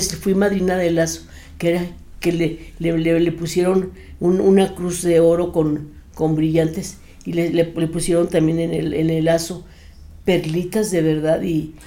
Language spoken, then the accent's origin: Spanish; Torreón, Coahuila, Mexico; moved away; also born or lived in Monterrey, Nuevo León / Mexico City; yo soy nacida en Torreón, Coahuila